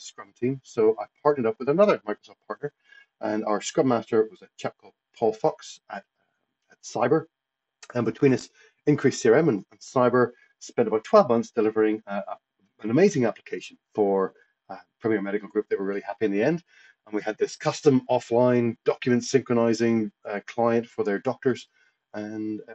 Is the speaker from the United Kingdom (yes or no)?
yes; Lisburn, Northern Ireland, United Kingdom; moved away as an adult; also born or lived in Portrush, Northern Ireland / Edinburgh, Scotland / Midlands, England / Los Angeles, California, United States; now in Brisbane, Australia; I grew up in Belfast, Lisburn, just outside Belfast.